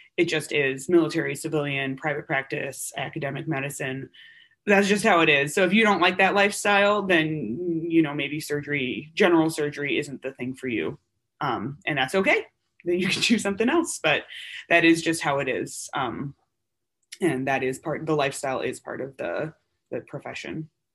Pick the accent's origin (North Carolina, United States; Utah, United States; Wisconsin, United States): Wisconsin, United States; moved away as an adult; I'm from Wisconsin, go Badgers. Uh, and I was born and raised there